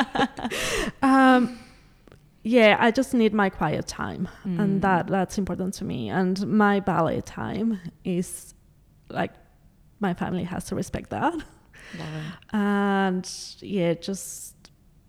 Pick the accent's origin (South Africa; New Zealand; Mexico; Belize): Mexico; also born or lived in Canada / United States / Adelaide, Australia; now in Australia; I grew up in Mexico, but I also had the opportunity to dance in other countries